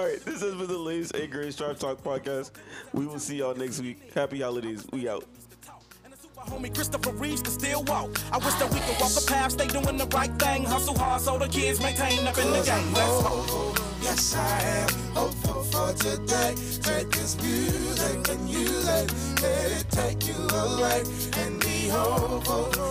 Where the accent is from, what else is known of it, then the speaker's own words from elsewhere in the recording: Jamaica; I'm Jamaican